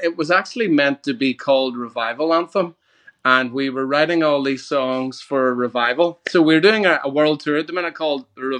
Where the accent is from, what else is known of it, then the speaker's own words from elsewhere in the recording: Ireland; Well, as an Irishman, I love grass, and my my lawn is pretty much like the most magnificent thing you've ever seen.